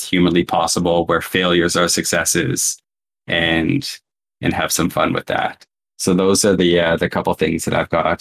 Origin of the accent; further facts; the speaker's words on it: Canada; I'm also Canadian